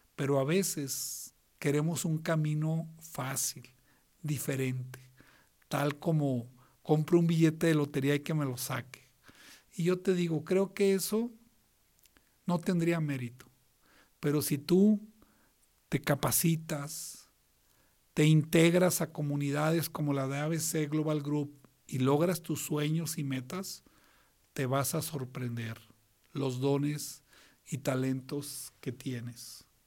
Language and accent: Spanish; northern Mexico, Mexico; somos norteños los dos